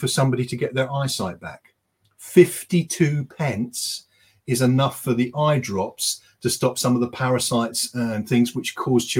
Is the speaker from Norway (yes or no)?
no; United Kingdom; we're British